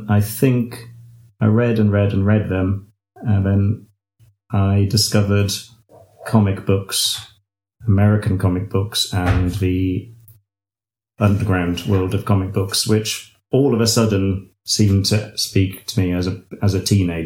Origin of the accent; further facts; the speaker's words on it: United Kingdom; I'm a British gardener and illustrator